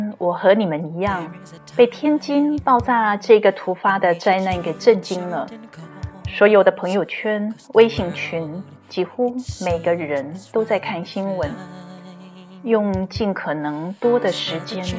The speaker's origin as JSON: {"language": "Chinese", "region": "Nantou County", "country": "Taiwan", "tie": "born or raised there", "said": "我的家乡台湾南投发生二十世纪末台湾最大的地震"}